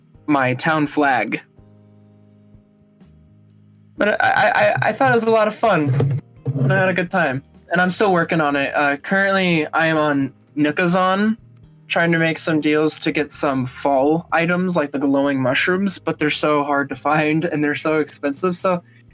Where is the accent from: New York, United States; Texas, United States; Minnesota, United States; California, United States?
Minnesota, United States; But I grew up in a smaller city in Minnesota, actually. So I was born there and I've moved back and forth in such.